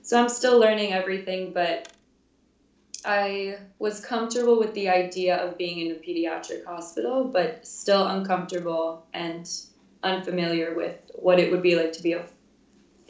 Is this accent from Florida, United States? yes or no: yes; Fort Lauderdale, Florida, United States; moved away as an adult; now in Chicago, United States; I am from Fort Lauderdale, which is about a 45-minute drive from the University of Miami. So always lived in Florida until now.